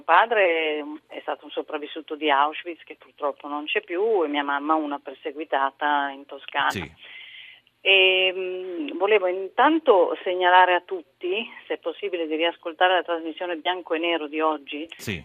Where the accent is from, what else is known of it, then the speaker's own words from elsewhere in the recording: Israel; now in Milan, Italy; sono nata in Israele ma da genitori italiani